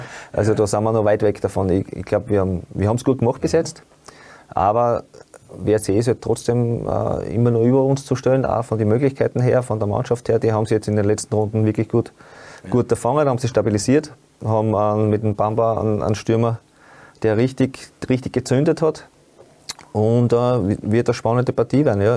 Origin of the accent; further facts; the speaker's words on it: Upper Styria, Austria; moved away; bei uns in Obersteiermark gekommen sind 500 oder 600 Einwohner und da hat es halt nicht allzu viel gegeben